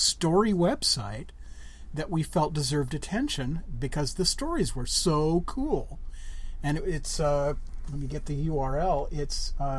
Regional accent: Burbank, California, United States; when I was a kid growing up in Burbank

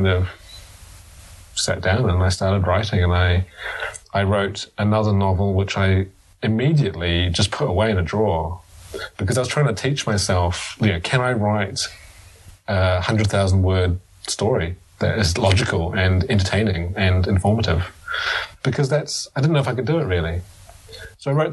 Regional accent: New Zealand; moved away as an adult; now in United Kingdom; I'm from New Zealand

